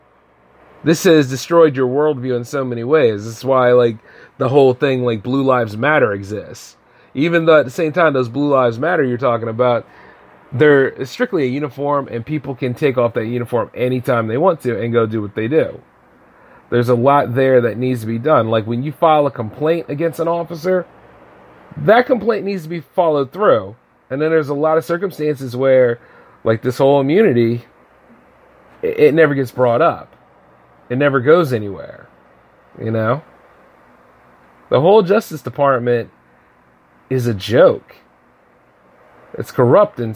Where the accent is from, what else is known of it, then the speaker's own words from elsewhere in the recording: United States; I love being an American